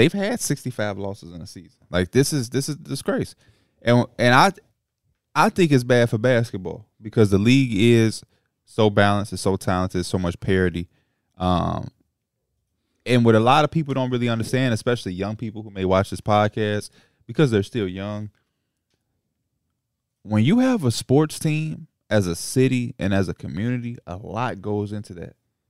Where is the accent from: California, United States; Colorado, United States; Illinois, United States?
Illinois, United States; Chicago; And as a Chicagoan